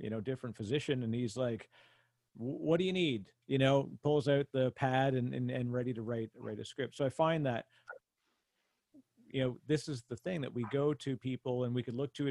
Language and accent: English; Canada; I'm Canadian